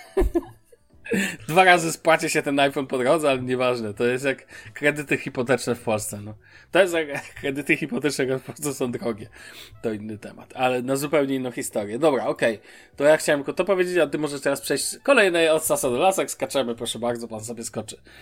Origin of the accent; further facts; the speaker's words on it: Poland; moved away as an adult; now in Germany; wyjechałem z Polski